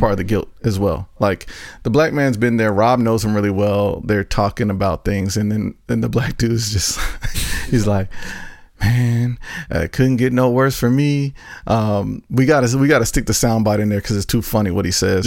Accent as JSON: {"language": "English", "region": "North Carolina", "country": "United States", "said": "I'm from North Carolina."}